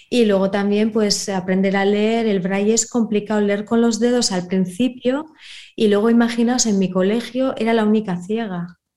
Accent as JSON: {"language": "Spanish", "town": "Bermeo", "region": "Basque Country", "country": "Spain", "tie": "born or raised there", "said": "Yo, por ejemplo, Bermeo, eh, mi pueblo, sí me acuerdo."}